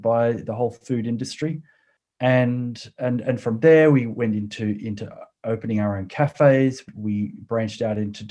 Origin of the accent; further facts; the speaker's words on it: Sydney, New South Wales, Australia; accent: Australian; moved away as an adult; also born or lived in Waiheke Island, New Zealand; now in Ashburton, United Kingdom; I was born in Australia and spent most of, well, up until around 35, lived in Australia, in Sydney.